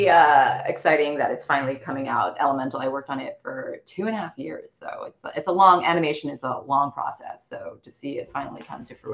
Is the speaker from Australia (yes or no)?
no; China; moved away; I think growing up, I'm I'm a, a Chinese immigrant. Like my parents are first gen immigrants